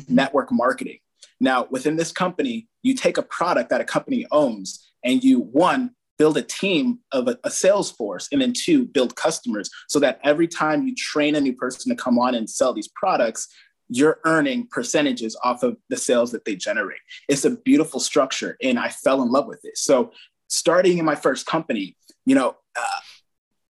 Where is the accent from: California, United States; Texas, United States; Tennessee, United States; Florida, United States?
California, United States; Fairfield; We had a branch in Fairfield, my hometown